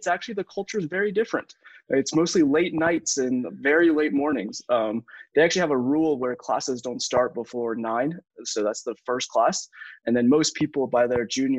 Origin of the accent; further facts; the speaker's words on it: the South, United States; moved away; I grew up in the South in America.